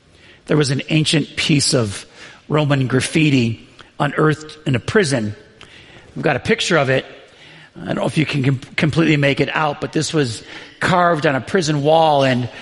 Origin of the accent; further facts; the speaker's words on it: the North, United States; I was from the North